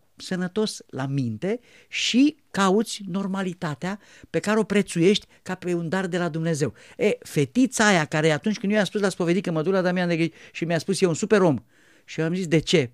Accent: Romania; poporul român

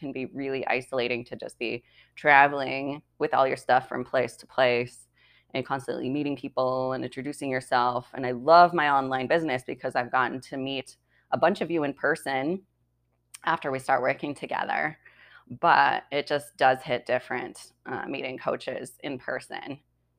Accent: Washington, United States; white people music that I grew up with because I grew up in Eastern Washington State.

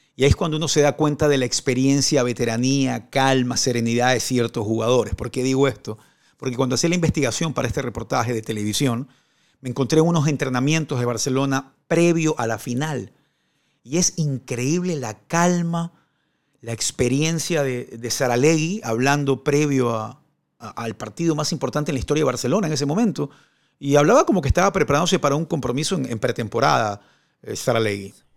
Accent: Ecuador; also born or lived in Maracay, Venezuela; en mi país, en Ecuador

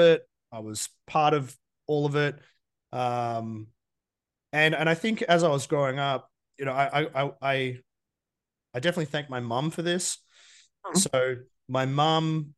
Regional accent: Geelong, Victoria, Australia; I grew up in Geelong, small town in Victoria.

